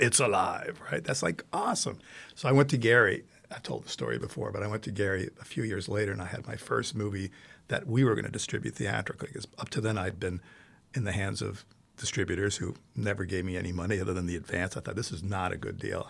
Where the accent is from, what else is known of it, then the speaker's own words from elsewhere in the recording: Italy; moved away; growing up in Italy, I saw so many wonderful movies, first in Italian